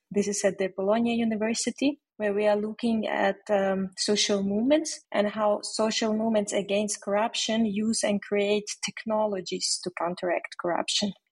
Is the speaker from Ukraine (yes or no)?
yes; Zakarpattia Oblast, Ukraine; moved away as an adult; also born or lived in Uzhhorod, Ukraine / Munich, Germany; so I'm originally from Ukraine, from Zakarpattia or Transcarpathia. I studied international relations in Uzhhorod and then I moved to Germany.